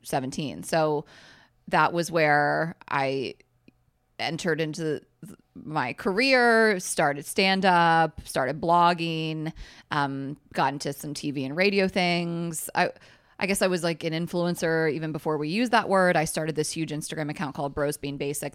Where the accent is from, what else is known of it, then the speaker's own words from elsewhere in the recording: Delaware, United States; moved away as an adult; also born or lived in Clemson, South Carolina / Atlanta, Georgia; now in New York, United States; I grew up in Delaware.